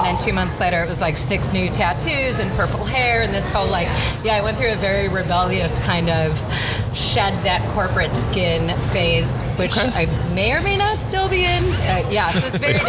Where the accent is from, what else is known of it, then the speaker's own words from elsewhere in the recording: Chicago, Illinois, United States; moved away; also born or lived in New England; I'm from Chicago